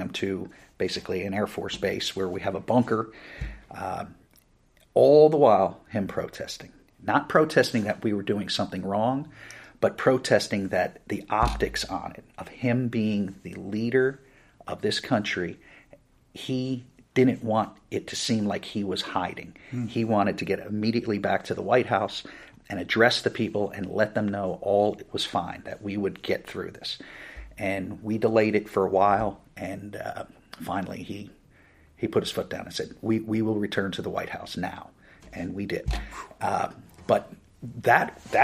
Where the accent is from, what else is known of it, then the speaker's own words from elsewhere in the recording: New Jersey, United States; moved away; I'm originally from New Jersey, which is right across the river from Manhattan